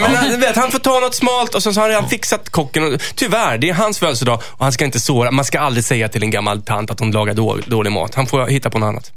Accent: Stockholm, Stockholm County, Sweden; jag är ju från Stockholm

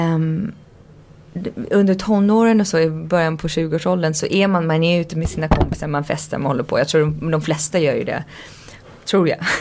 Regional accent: Canada; jag växte upp i Kanada.

